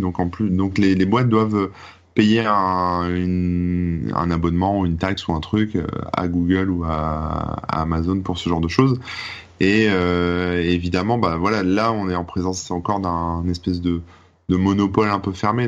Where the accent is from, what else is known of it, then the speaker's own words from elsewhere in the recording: France; en tant que français